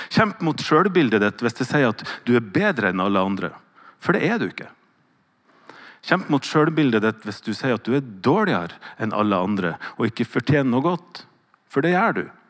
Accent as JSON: {"language": "Norwegian", "region": "Northern Norway", "country": "Norway", "accent": "Northern Norwegian dialect", "said": "Så når jeg hører leser hva Jesus sier, så er det alltid på min dialekt."}